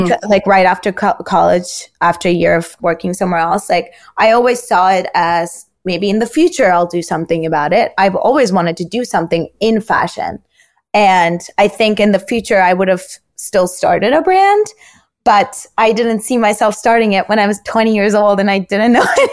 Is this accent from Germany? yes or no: no; Turkey; moved away; I grew up in Turkey.